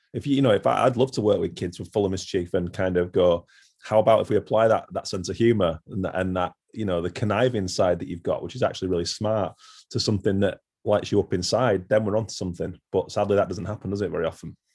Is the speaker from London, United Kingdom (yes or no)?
no; near Haworth, Yorkshire and the Humber, United Kingdom; I grew up in West Yorkshire and where we lived is near Haworth